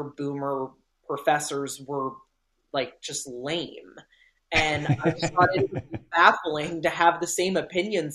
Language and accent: English; Deep South, United States; I'm from the Deep South, so it's, you know, it's, conservatism is just kind of like in the water here.